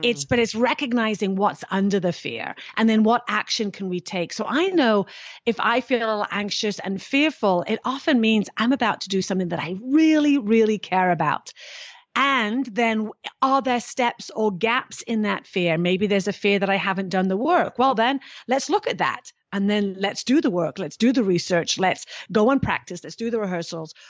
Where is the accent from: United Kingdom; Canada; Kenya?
United Kingdom; now in United States; being British